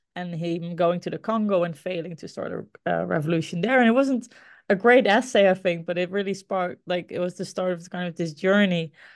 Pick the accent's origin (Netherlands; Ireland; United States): Netherlands; Groningen; Groningen. Uh, this is the ci, my hometown, the city, a city in the Netherlands where I grew up